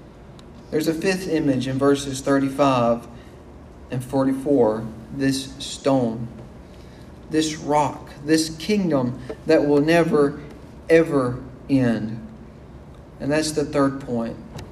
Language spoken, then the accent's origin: English; United States; We're American citizens, and we love being Americans, and I do too.